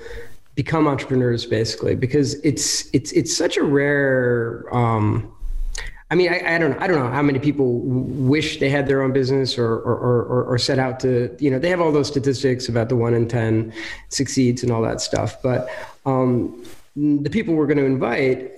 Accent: United States; now in Krakow, Poland; I am an American who ended up living in Krakow, Poland

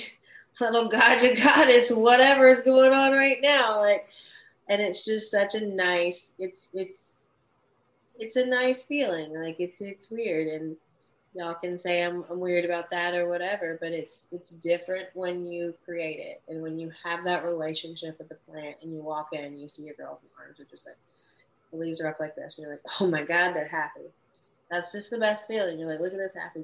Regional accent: the South, United States; I'm from the South.

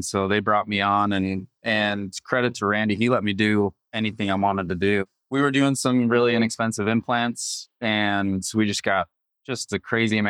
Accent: Utah, United States; also born or lived in Omaha, Nebraska; I grew up in Utah, so I've been there.

